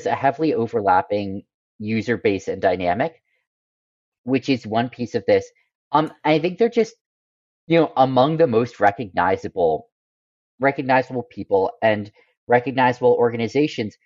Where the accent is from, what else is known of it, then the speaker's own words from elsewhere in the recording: United States; moved away; I grew up in America